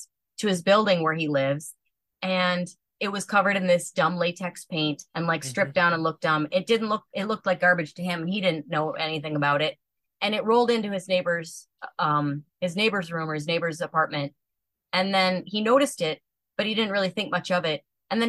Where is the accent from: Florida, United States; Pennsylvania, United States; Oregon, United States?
Oregon, United States; I eventually started talking about my llama farm and growing up in Oregon